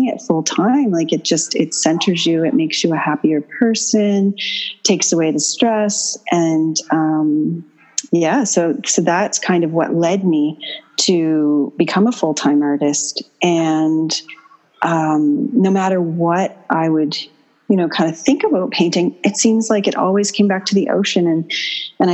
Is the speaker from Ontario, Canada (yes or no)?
no; Dartmouth, Nova Scotia, Canada; also born or lived in Bermuda; I grew up in Dartmouth.